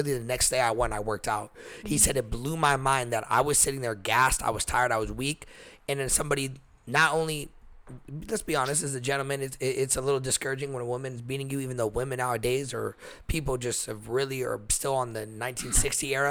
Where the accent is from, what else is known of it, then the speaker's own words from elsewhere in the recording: Texas, United States; now in California, United States; I'm from Texas.